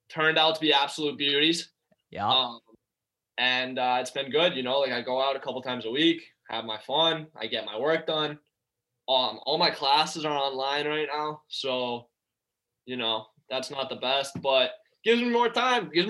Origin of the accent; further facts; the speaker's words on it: United States; And like, I'm not a Canada boy. Like, you know, I'm USA till